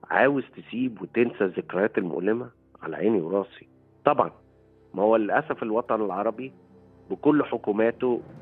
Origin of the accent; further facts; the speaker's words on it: Egypt; لكن في الاخر هويتي انا مصري وافتخر يعني